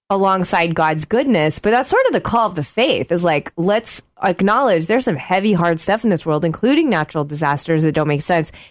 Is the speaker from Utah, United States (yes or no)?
no; Oklahoma, United States; I grew up in Oklahoma